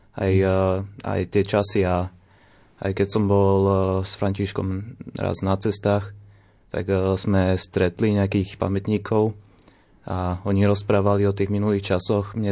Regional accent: Slovakia; also born or lived in Germany; ja som chodil do školy tu na Slovensku, ja som mm-hmm. ako malý bol v Nemecku, ale do, na strednú školu som chodil sem

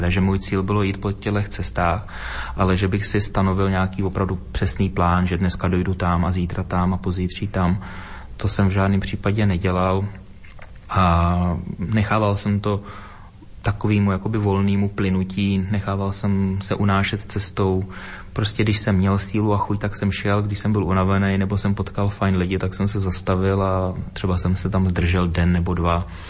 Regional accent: Dvůr Králové nad Labem, Hradec Králové Region, Czechia; z místa, kde jsem se narodila, kde jsem vyrůstal, ze Dvora Králové nad Labem, pod Krkonoší, východní Čechy

